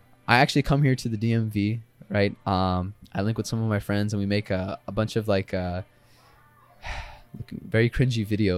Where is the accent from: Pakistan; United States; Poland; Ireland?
Pakistan; I made cool videos, like, you know, about being Pakistani, some very stereotypical videos